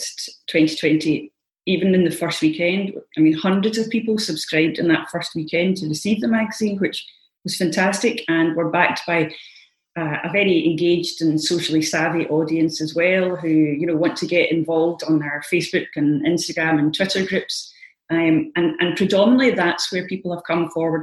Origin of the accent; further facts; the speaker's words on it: Scotland, United Kingdom; as Scottish gardeners